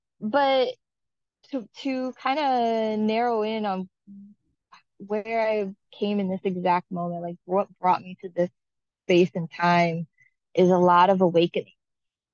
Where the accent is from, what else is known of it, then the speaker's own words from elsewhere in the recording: Maine, United States; I was raised in Maine and enjoyed a childhood of siblings